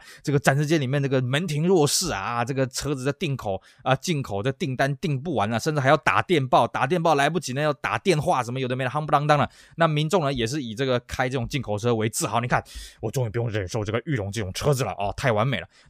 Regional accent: Taiwan; 我们台湾这边

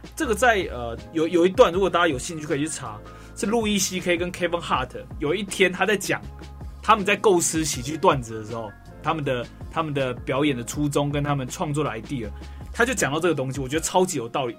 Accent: Taoyuan, Taiwan; 我是桃园人

